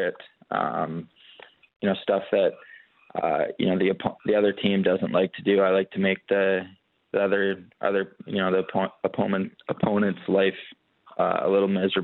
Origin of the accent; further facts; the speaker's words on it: Canada; being a Canadian kid and, you know, growing up, you want to play in the NHL